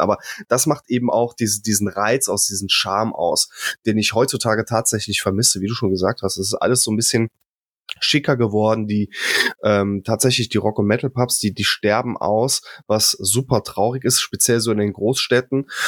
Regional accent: Rhineland, Germany; ich komme ja aus dem Rheinland

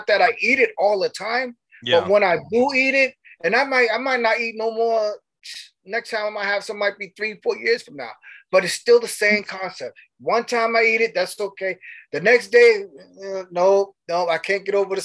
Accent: East Coast, United States; I'm from the East Coast

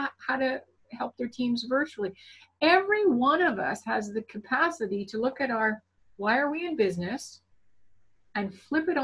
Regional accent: Canada; I am definitely Canadian.

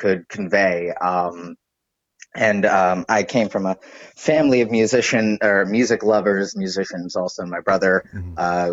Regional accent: New York City, New York, United States; also born or lived in Allentown, Pennsylvania; I'm a New York local. I grew up in the Upper West Side.

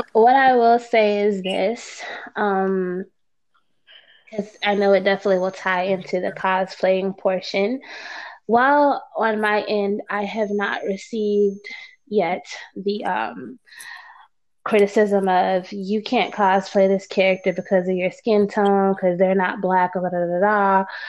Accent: Florida, United States; I grew up in Florida

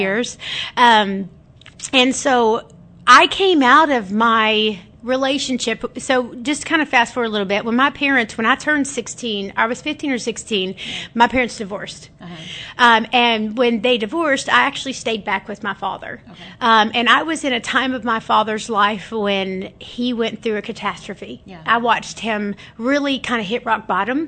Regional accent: Alvarado, Texas, United States; also born or lived in Grand Prairie, Texas; I'm from Alvarado. I actually uh-huh. was born in Grand Prairie, Texas. We lived. I lived in Alvarado my uh, most of my life

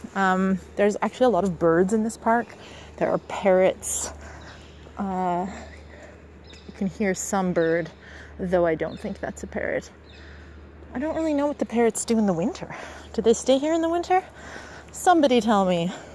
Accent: Canada; now in Istanbul, Turkey; I'm I'm coming from Canada

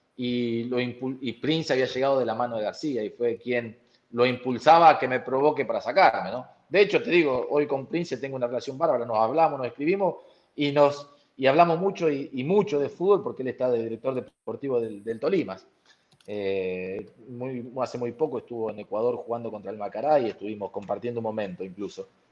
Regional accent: Bragado, Buenos Aires Province, Argentina; moved away; Bragado, en mi pueblo, en mi ciudad, donde yo nací

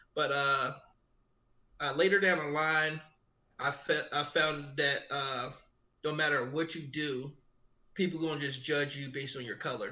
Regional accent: Philadelphia, Pennsylvania, United States; I grew up in uh, West Philly. Actually, my mom went to school with uh, Will Smith. So I grew up in Upland Way uh, uh, in West Philly

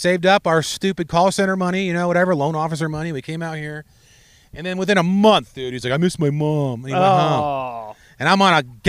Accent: East Coast, United States; now in Las Vegas, United States; I'm from the East Coast.

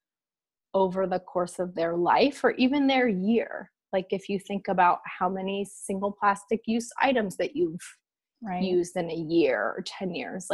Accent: Washington, United States; moved away as an adult; also born or lived in Boston; So I grew up in the Pacific Northwest, in Washington State

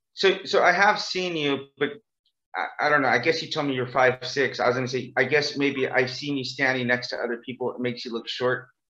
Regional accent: Bakersfield, California, United States; now in South Korea; my hometown is called Bakersfield, California

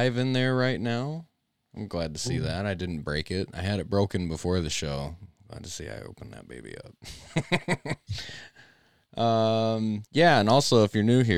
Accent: Midwest, United States; I'm from the Midwest and up north enough that I could probably hang out and talk Canadian with Dave

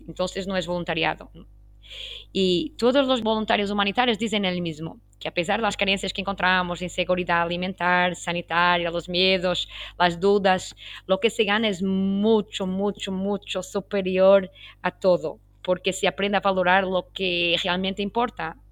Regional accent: Portugal; first language Portuguese; Spanish is a second language; muchas obrigada en portugués, que es mi lengua nativa, y tengo mucho orgullo ser portuguesa

